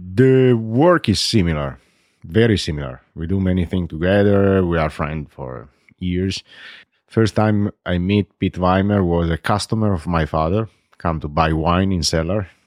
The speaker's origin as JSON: {"language": "English", "town": "Barolo", "region": "Piedmont", "country": "Italy", "tie": "born or raised there", "second_language": "English", "said": "I was born in Barolo, grows up in Barolo, I stay in Barolo"}